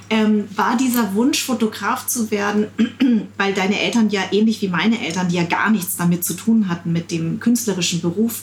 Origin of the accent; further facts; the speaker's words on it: Darmstadt, Hesse, Germany; ich bin in Darmstadt geboren